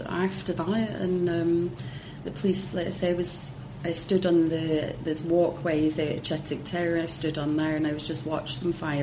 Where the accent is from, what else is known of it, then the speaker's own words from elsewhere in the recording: Hong Kong; I was raised in Hong Kong